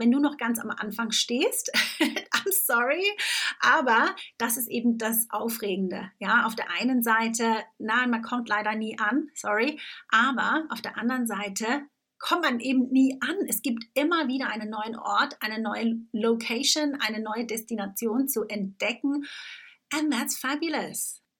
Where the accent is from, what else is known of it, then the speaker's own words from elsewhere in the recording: Switzerland; now in Tunbridge Wells, United Kingdom; ich bin ja Schweizerin und lebe seit ja, über elf Jahren mittlerweile in England. Ich lebe in Tunbridge Wells, das ist ungefähr eine Stunde außerhalb von äh, London.